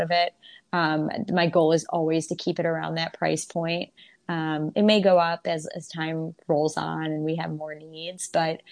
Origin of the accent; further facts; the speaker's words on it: Toledo, Ohio, United States; I'm hosting an event in my hometown of Toledo, Ohio.